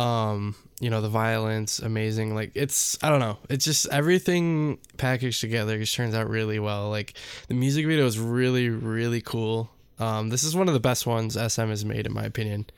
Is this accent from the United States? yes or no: yes; United States; we're American.